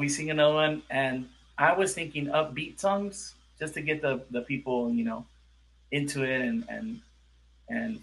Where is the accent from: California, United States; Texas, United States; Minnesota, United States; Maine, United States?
California, United States; Los Angeles; I'm from California and from